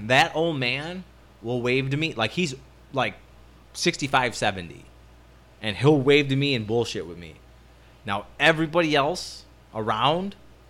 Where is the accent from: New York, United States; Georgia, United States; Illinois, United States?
Illinois, United States; Chicago; I grew up in 111th in Springfield.